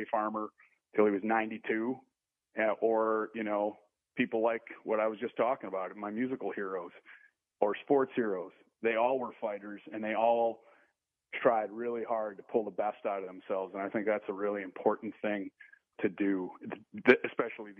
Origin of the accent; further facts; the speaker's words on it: Wisconsin, United States; I'm from Wisconsin